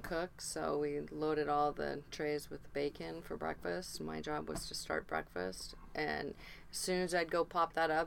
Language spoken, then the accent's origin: English; Seattle, Washington, United States; I was raised in Seattle. I was actually born just right around the corner at Ballard Hospital. So I've lived here all my life